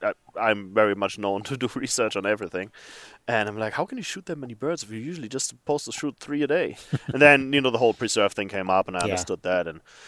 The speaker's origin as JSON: {"language": "English", "country": "Germany", "tie": "born or raised there", "also_born_or_lived": "Africa", "second_language": "English", "moved": "as an adult", "lives_now": "Minneapolis, United States", "said": "I'm from Germany."}